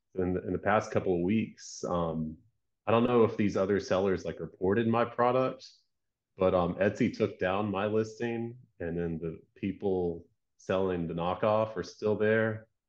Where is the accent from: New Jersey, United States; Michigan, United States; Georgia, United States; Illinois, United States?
Georgia, United States; moved away as an adult; also born or lived in California; my upbringing, I'm from Georgia, the South, um, attended, like, a Christian school from, like, third to twelfth grade